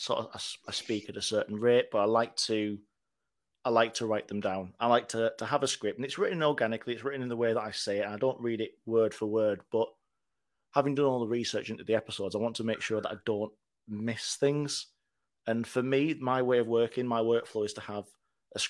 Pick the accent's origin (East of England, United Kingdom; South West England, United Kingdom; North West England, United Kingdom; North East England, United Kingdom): North East England, United Kingdom; Teesside; also born or lived in Manchester; now in York, United Kingdom; I grew up in Teesside, and we've not really got that much around there